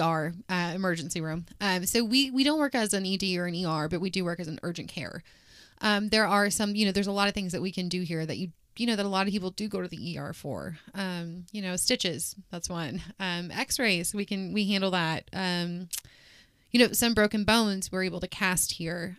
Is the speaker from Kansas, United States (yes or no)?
yes; Wichita, Kansas, United States; I was born and raised here in Wichita.